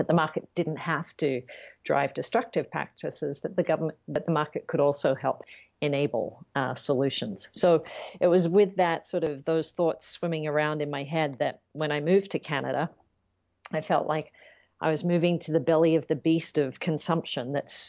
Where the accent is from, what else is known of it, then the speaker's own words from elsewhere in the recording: Sydney, New South Wales, Australia; moved away; as you know, I said from my accent, I'm from Australia originally. Yes. And I grew up in Sydney, which is a big city, but there's a lot of bush in Sydney.